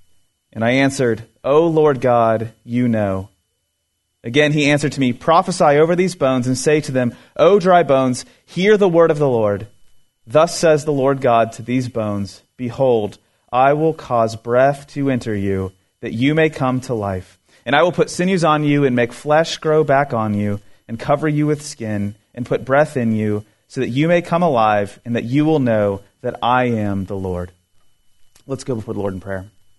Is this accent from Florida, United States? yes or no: yes; Florida, United States; also born or lived in California; I lived in California for a couple years in my early 20s, I'm originally from Florida, and when I was living out there